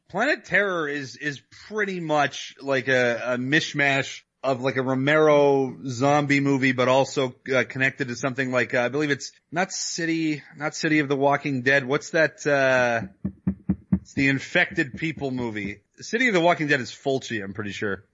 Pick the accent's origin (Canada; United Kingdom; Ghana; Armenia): Canada